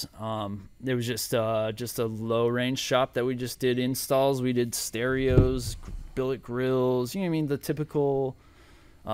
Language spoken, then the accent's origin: English; Mesa, Arizona, United States; I was born in Mesa. I've lived in Mesa. I went to Chandler. I've been living in Mesa since